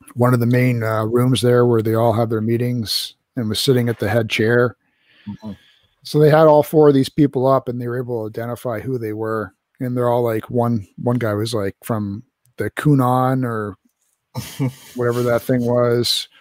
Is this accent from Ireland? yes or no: no; Canada; as a Canadian